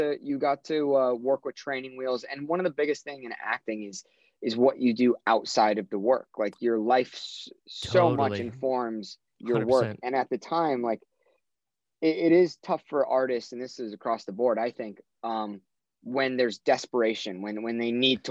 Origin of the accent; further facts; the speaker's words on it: Orange County, California, United States; moved away; I grew up in Orange County